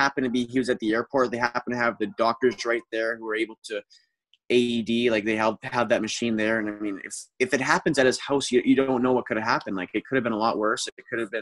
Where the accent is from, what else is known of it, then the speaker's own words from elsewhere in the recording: California, United States; also born or lived in Edmonton, Alberta, Canada; So my parents moved there when I was 10. I moved down with them when I was young.